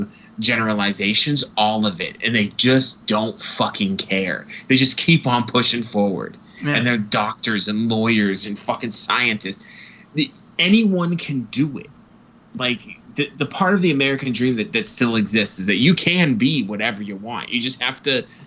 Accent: Ireland; But people will say you're Scottish, right? No, I'm Irish.

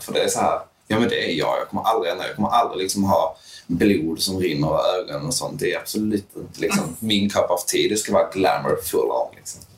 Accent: Höllviken, Skåne, Sweden; also born or lived in Malmö; Jag är uppvuxen i Höllviken, ett väldigt skyddat, liksom, nästan lite lite förskyddat

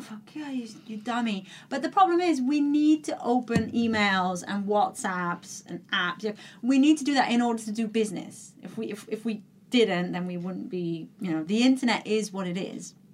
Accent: Netherlands; moved away; I'm from, like you said, I'm from the Netherlands

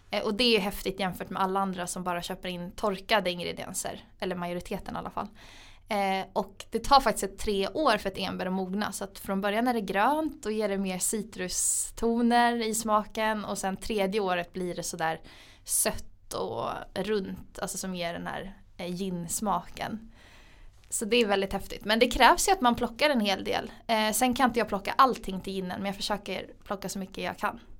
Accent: Gotland, Sweden; moved away as an adult; så jag är från Gotland från början. Eh, min familj flyttade dit när jag var liten. Eh, för mina föräldrar startade ett hotell som heter Furillen. Så jag är egentligen uppvuxen på ett hotell

